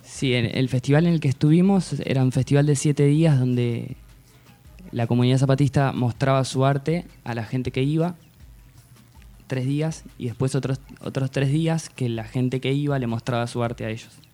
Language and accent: Spanish; Tandil, Buenos Aires Province, Argentina; moved away as an adult; nací acá en Tandil